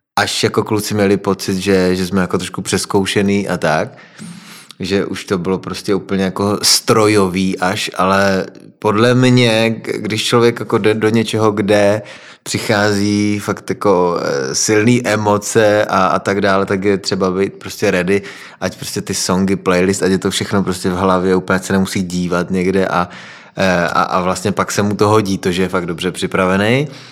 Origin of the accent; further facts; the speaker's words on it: Frýdek-Místek, Moravian-Silesian Region, Czechia; jsem z Frýdku a Ostrava je kousek od nás